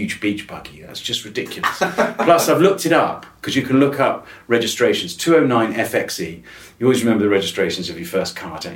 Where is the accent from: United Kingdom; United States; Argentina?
United Kingdom; Wiltshire, South West England; I grew up in Wiltshire